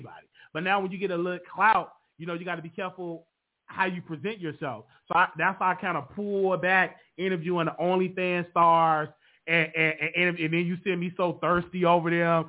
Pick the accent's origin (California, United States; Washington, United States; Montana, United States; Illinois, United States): Illinois, United States; Chicago; growing up on the South Side of Chicago